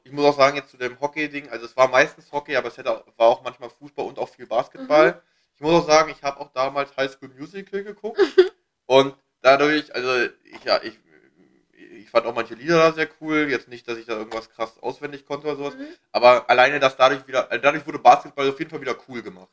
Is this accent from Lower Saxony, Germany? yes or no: yes; Hanover, Lower Saxony, Germany; now in Berlin, Germany; wieder zurück nach Hannover